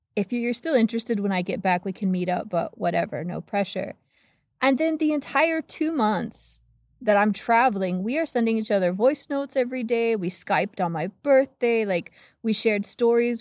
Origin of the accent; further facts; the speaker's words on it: United States; growing up in the States